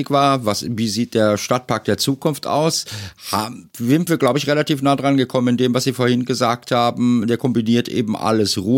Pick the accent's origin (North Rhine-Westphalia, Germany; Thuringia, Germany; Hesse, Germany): North Rhine-Westphalia, Germany; Die haben wir hier im Ruhrgebiet, wo ich herkomme, ja auch ganz viel.